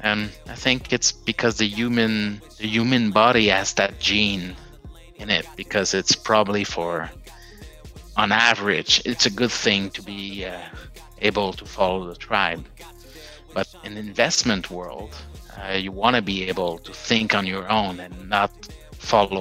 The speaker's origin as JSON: {"language": "English", "town": "Montreal", "region": "Quebec", "country": "Canada", "tie": "born or raised there", "said": "my hometown in Montreal"}